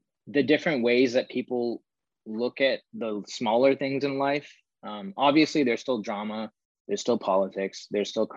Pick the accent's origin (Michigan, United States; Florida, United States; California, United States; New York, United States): California, United States; Bay Area; I grew up in the Bay Area